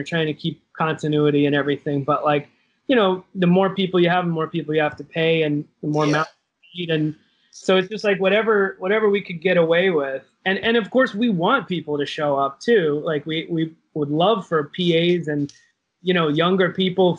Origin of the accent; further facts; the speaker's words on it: Wilmington, North Carolina, United States; moved away; where I grew up in Wilmington, North Carolina